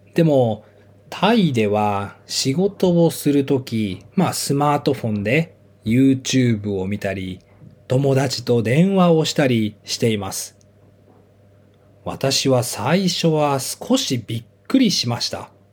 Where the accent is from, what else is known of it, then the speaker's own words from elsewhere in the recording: Japan; 私は日本出身で日本の学校に行って日本で生活をしていました。